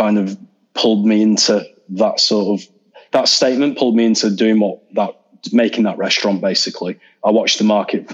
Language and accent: English; Leeds, Yorkshire and the Humber, United Kingdom; my hometown, Leeds.